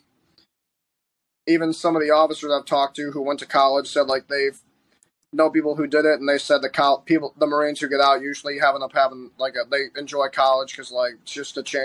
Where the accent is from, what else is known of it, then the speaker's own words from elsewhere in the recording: Ohio, United States; moved away as an adult; people ask me, like, hey, where are you from? I'll be like, Ohio